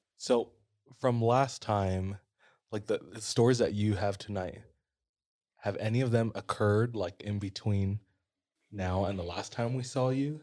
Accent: Hawaii, United States; how long we've been here as a Hawaiian

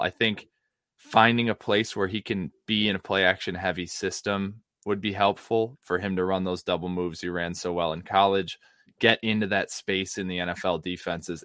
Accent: United States; my hometown market

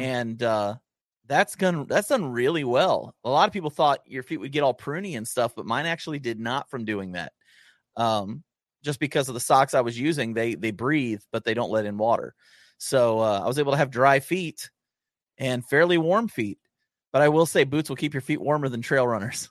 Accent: Southern Ohio, United States; I grew up in Southern Ohio

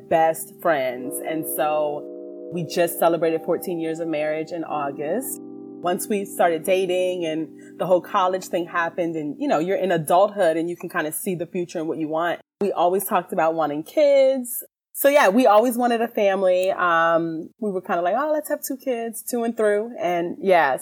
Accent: Williamsburg, Virginia, United States; moved away; I am originally from Williamsburg, Virginia

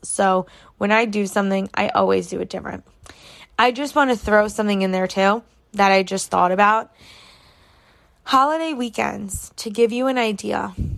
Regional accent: New York, United States; I am from New York.

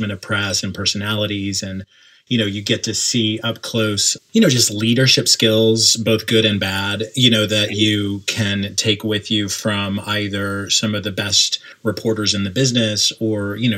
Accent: Oklahoma, United States; moved away as an adult; also born or lived in New York City; I grew up in Oklahoma and then moved to New York City in 1998

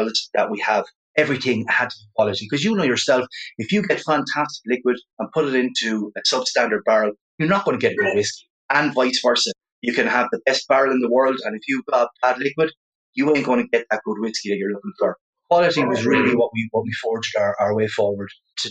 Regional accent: Ireland; I'm from Ireland.

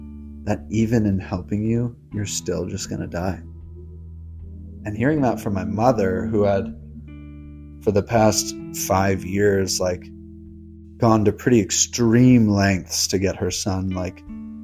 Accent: Los Angeles, California, United States; also born or lived in Brooklyn, New York; I was born in Brooklyn, New York, raised in Los Angeles, California.

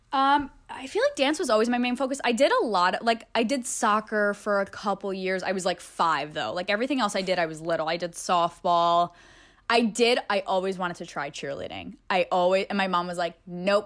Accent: Pennsylvania, United States; born or raised there; moved away as an adult; also born or lived in Staten Island, New York; now in Los Angeles, United States

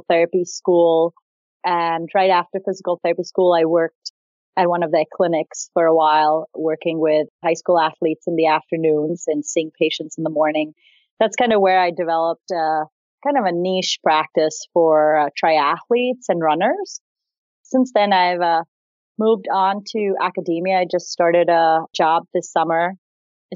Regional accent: Mumbai, Maharashtra, India; moved away as an adult; also born or lived in Granville, Ohio; So I grew up in Bombay, India, and I got off a plane in Granville, Ohio, in 2001.

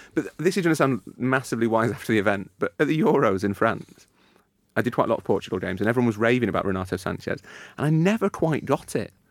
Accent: Leeds, Yorkshire and the Humber, United Kingdom; I'm from Leeds

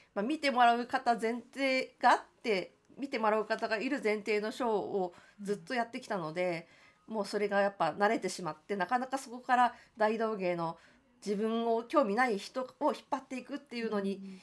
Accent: Tokyo, Japan; 私はその江東区の亀戸という場所が出身

